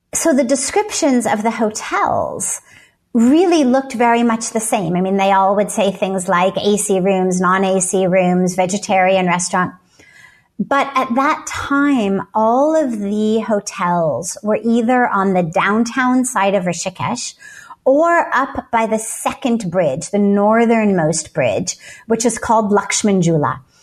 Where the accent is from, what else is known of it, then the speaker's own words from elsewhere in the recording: Los Angeles, California, United States; I grew up in Los Angeles